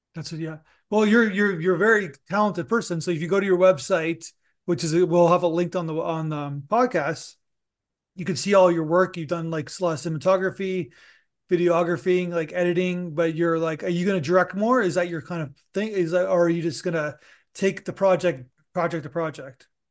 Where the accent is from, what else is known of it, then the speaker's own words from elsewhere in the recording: Canada; I'm, I'm Canadian